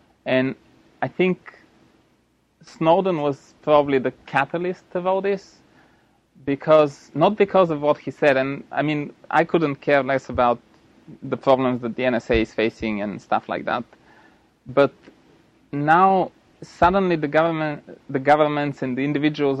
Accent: Bulgaria; moved away; I'm from Bulgaria originally

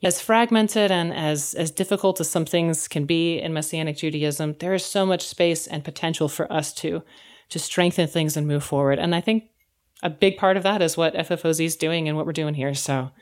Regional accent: Chicago, Illinois, United States; moved away as an adult; also born or lived in California; now in North Carolina, United States; I was out in California, I'm from Chicago

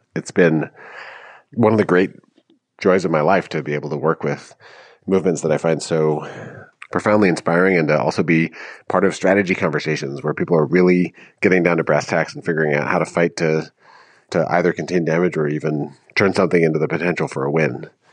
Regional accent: Madison, Wisconsin, United States; moved away as an adult; also born or lived in Washington, District of Columbia, United States; I grew up in Madison

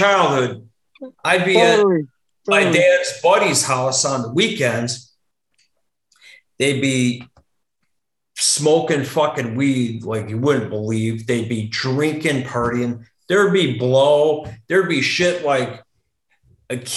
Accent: Stevens Point, Wisconsin, United States; growing up in Stevens Point

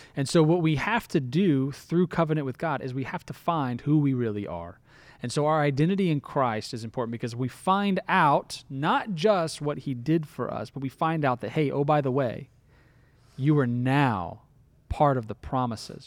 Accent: Florida, United States; I started out as a Floridian

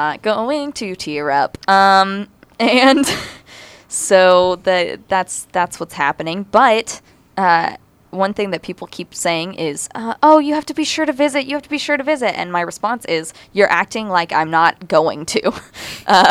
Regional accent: Little Rock, Arkansas, United States; I'm from Little Rock, Arkansas

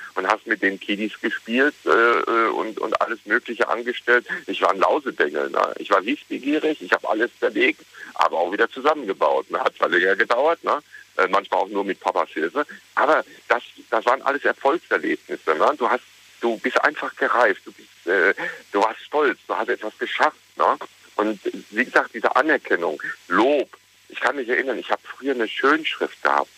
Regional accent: Ruhr area, North Rhine-Westphalia, Germany; ich bin im Ruhrgebiet groß geworden, äh, in einer Bergbausiedlung

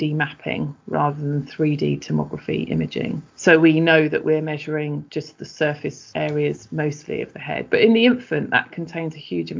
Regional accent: London, United Kingdom; moved away as an adult; also born or lived in Exeter; I was from London originally

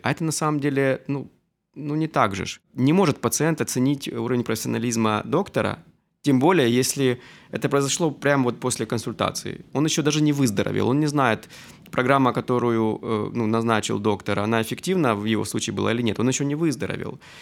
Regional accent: Luhansk, Luhansk Oblast, Ukraine; moved away as an adult; also born or lived in Armenia (ancestry); now in Kyiv, Ukraine; Я действительно армянин. Сознательную жизнь я все же в Украине Э, я здесь закончил э, среднюю школу, поступил

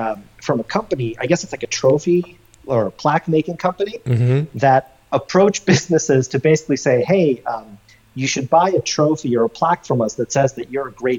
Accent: Russia; moved away; I'm from Russia

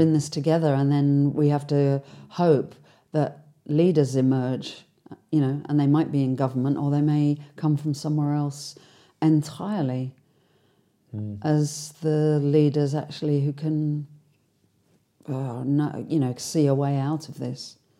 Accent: London, United Kingdom; being a Londoner, um, being somebody, and I often catch myself saying that I come from England

